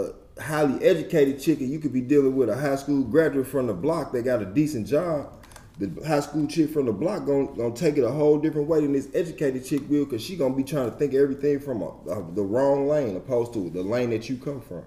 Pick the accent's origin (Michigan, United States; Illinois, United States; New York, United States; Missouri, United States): Missouri, United States; St. Louis; also born or lived in Kirkwood, Missouri; I'm from Walnut Park. So with that being said, I went to school in Kirkwood.